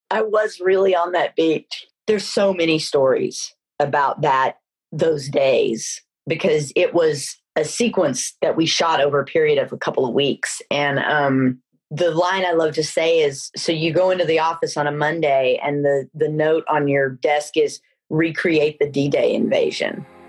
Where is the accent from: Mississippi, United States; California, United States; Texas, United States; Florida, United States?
Texas, United States; Dallas; moved away as an adult; also born or lived in Los Angeles; I grew up in Dallas, Texas